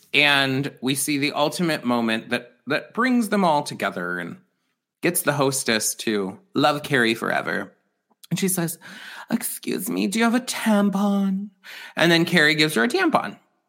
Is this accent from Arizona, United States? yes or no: yes; Mesa, Arizona, United States; I grew up in East Mesa, and I like a little more diversity. You know, where I grew up, there was not diversity